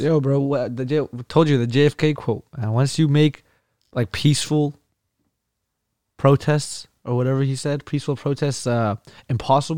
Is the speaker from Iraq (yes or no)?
yes; Iraq; moved away; I'm I'm Kurdish. I'm from Iraq, but I'm I'm Caucasian